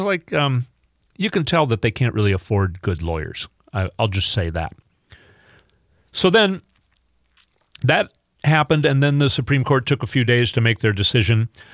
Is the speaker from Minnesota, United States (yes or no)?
yes; Minnesota, United States; I grew up in Minnesota where I never saw even a black person in person until I got older and moved to Minneapolis